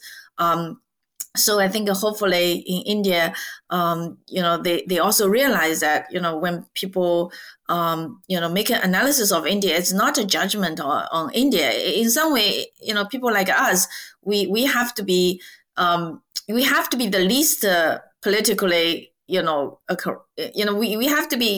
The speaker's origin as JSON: {"language": "English", "country": "China", "moved": "yes", "said": "I'm originally from China"}